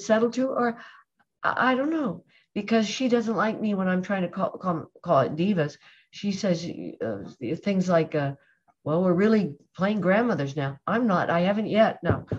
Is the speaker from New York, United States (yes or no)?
no; Colorado, United States; now in Los Angeles, United States; growing up for me in Colorado because that's an outdoor state